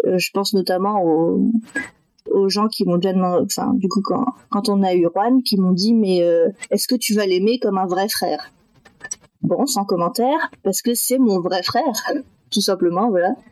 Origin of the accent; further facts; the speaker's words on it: Metz, Grand Est, France; also born or lived in Thai Binh, Vietnam / Berlin, Germany; j'ai été adoptée par deux parents français et du coup j'ai grandi à Metz, dans le nord-est de la France